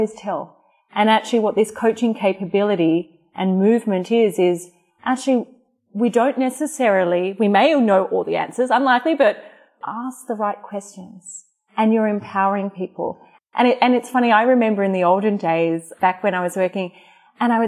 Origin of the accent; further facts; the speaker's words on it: Australia; moved away; I'm Australian.